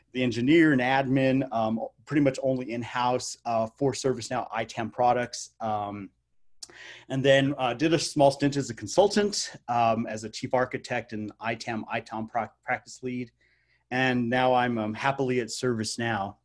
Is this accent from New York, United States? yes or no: no; Albuquerque, New Mexico, United States; Albuquerque, New Mexico, which is my hometown.